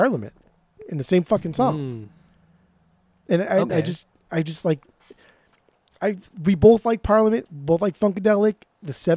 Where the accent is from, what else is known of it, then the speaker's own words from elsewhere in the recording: Southern California, United States; we grew up in Southern California